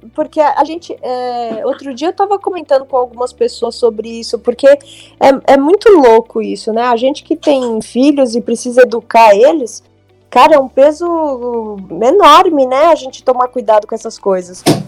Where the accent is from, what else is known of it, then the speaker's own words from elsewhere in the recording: São Paulo, Brazil; eu nasci em 1980, na Zona Leste, eu sou de Itaquera.